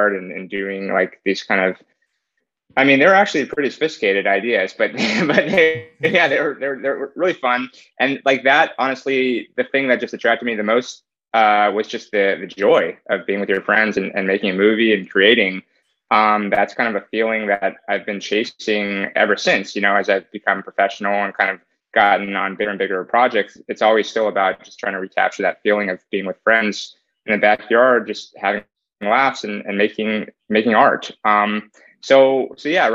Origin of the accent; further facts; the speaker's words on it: Bay Area, California, United States; I grew up in the Bay Area